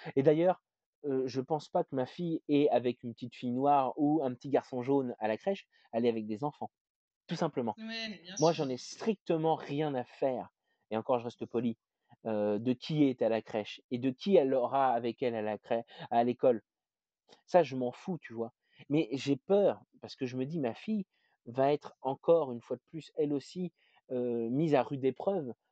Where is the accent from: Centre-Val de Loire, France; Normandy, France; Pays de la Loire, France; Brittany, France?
Centre-Val de Loire, France; Berry; now in Rouen, France; je suis français, née en France dans le fin fond du, du Berry